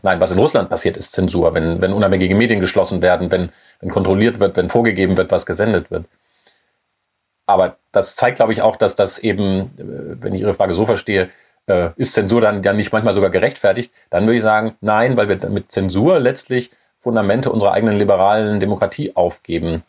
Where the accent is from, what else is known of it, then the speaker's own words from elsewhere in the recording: Germany; als Deutsche